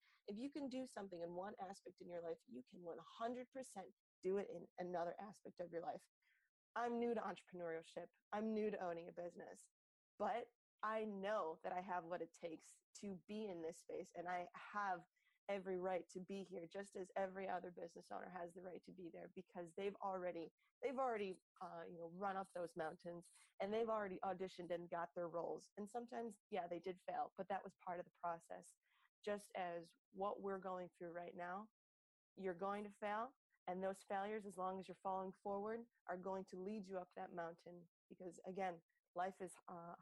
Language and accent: English; Buffalo, New York, United States; now in New York City, United States; I'm originally from Buffalo, New York, and that's where my family is.